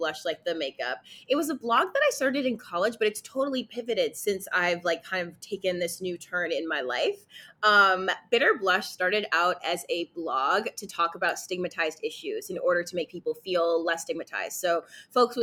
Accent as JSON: {"language": "English", "town": "New York City", "region": "New York", "country": "United States", "tie": "born or raised there", "said": "I'm a native New Yorker, I'm from Brooklyn, born and raised"}